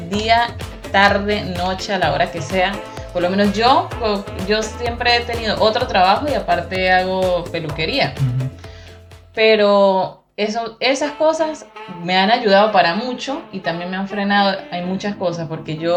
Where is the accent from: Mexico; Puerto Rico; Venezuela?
Venezuela; Táchira; accent: gocha; moved away as an adult; Yo soy gocha